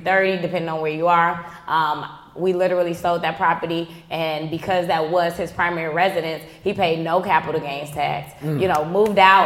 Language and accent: English; Chicago, Illinois, United States; This is Chi-Town that I'm speaking of. I'm born and raised on the South Side